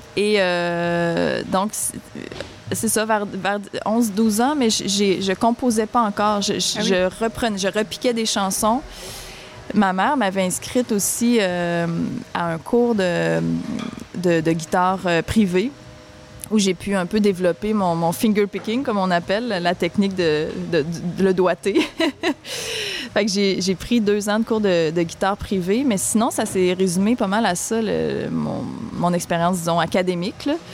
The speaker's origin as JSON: {"language": "French", "town": "Sainte-Françoise", "region": "Quebec", "country": "Canada", "said": "Je viens de Sainte-Françoise de Lobinière. Ça se trouve être un tout petit village dans la région du centre du Québec."}